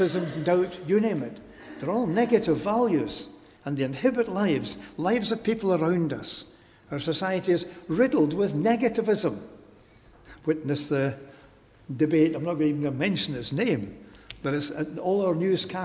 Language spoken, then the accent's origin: English; Glasgow, Scotland, United Kingdom; I'm a Glaswegian. I belong to Glasgow.